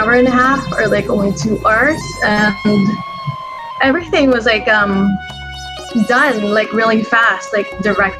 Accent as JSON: {"language": "English", "country": "Philippines", "said": "I'm Filipino"}